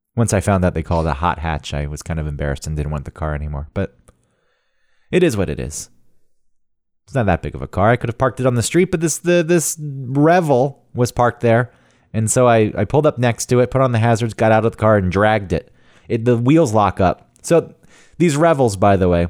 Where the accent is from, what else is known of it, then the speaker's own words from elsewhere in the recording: the South, United States; growing up in the South